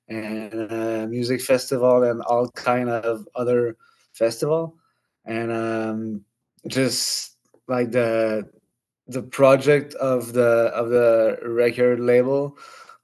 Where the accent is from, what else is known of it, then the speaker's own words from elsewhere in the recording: Quebec City, Quebec, Canada; I'm 37 years old, and I'm from Quebec City.